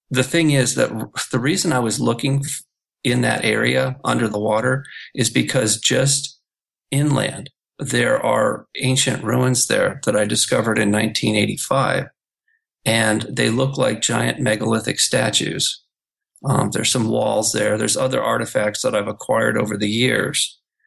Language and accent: English; Malibu, California, United States; moved away as an adult; also born or lived in Los Angeles, California / South Bay, California; now in Hong Kong; my hometown of Malibu